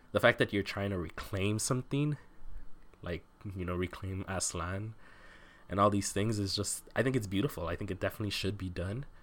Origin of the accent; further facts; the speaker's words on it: Southwest, United States; I grew up in the Southwest